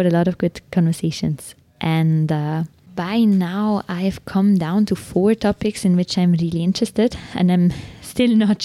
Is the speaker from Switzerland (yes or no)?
yes; Switzerland; now in Delhi, India